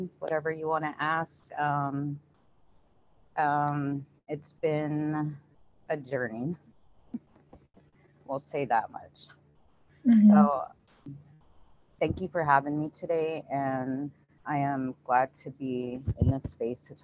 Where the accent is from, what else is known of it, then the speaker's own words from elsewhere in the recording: Wapato, Washington, United States; I'm from Waupato, Washington, born and raised